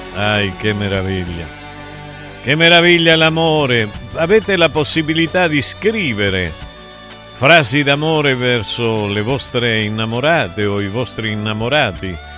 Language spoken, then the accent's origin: Italian; Taurianova, Calabria, Italy; also born or lived in Aspromonte; Io sono nato nell'Aspromonte, però sono cresciuto a Taurianova